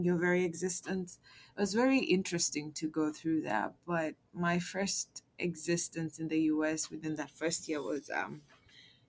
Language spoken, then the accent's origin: English; Kenya; moved away as an adult; now in Bay Area, United States; I'm from Kenya.